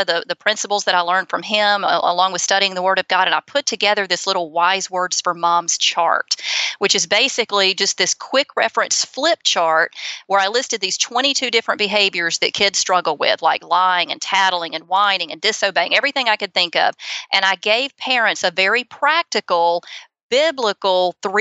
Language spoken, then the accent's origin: English; Auburn, Alabama, United States; accent: Southern; also born or lived in Opelika, Alabama; I grew up in Auburn. Opelika is right beside Auburn